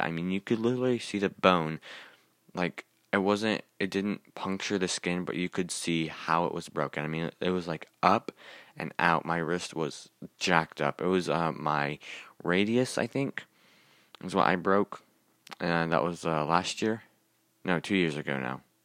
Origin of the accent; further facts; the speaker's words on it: Kansas City, Missouri, United States; I was born in Kansas City, Missouri